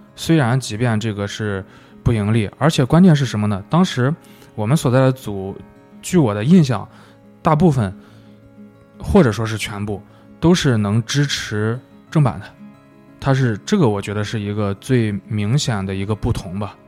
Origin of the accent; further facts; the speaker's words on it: China; 我说我不是日本的，我是中国人